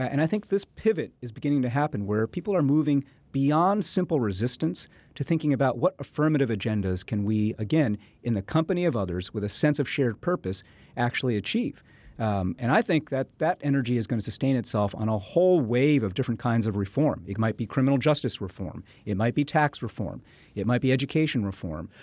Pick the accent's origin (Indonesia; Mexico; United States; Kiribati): United States; the Northwest, Pacific Northwest; I'm from the Northwest